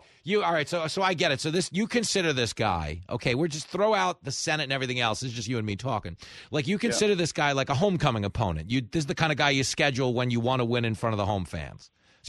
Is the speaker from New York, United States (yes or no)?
yes; New York, United States; I'm a New Yorker.